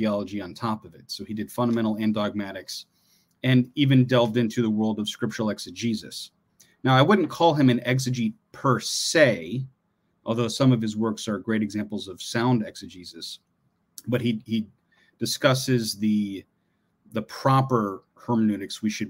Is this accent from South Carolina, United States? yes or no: no; Columbus, Ohio, United States; We're both from Ohio. I was born in Columbus, Ohio